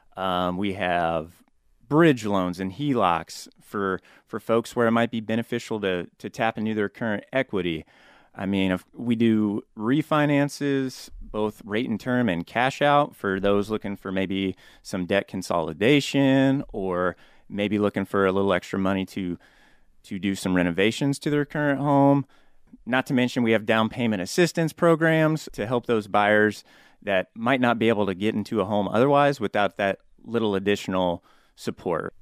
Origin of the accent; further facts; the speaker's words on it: Topeka, Kansas, United States; moved away as an adult; also born or lived in Concordia, Kansas / Wayne, Nebraska; now in Omaha, United States; Born and raised in Topeka, Kansas